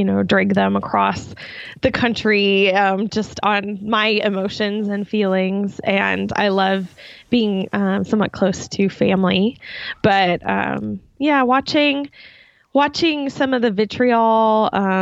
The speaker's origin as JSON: {"language": "English", "region": "Eastern Iowa", "country": "United States", "also_born_or_lived": "Minnesota", "said": "Yeah, I'm from Iowa. Yeah, Eastern Iowa."}